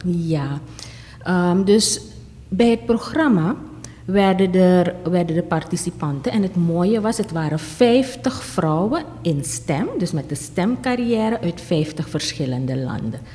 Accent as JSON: {"language": "Dutch", "country": "Suriname", "said": "onze Surinaamse dingen"}